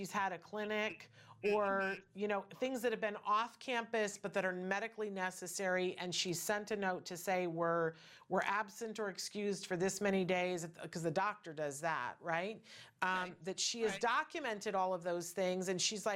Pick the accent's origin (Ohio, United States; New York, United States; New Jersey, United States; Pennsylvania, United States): New York, United States; upstate; moved away; I was raised in New York, upstate New York